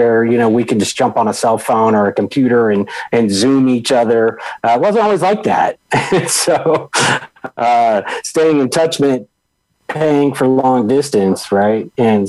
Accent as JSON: {"language": "English", "town": "Virginia Beach", "region": "Virginia", "country": "United States", "tie": "born or raised there", "also_born_or_lived": "Texas / St. Louis", "said": "And then I spent the remainder of growing up in Norfolk. And well, really, we lived in Virginia Beach, Virginia, but the Norfolk Air Naval Base is there."}